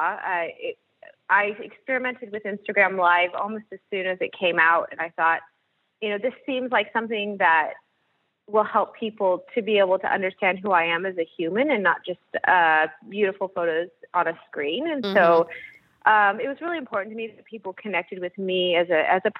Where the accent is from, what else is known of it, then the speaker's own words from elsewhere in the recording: Salem, Oregon, United States; the space became available in my hometown, the place that I grew up